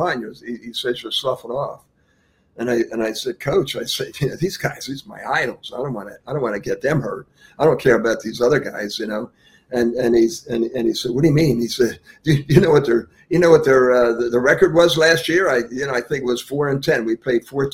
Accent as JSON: {"language": "English", "town": "Philadelphia", "region": "Pennsylvania", "country": "United States", "tie": "born or raised there", "moved": "yes", "lives_now": "Jupiter, United States", "said": "growing up in Philadelphia"}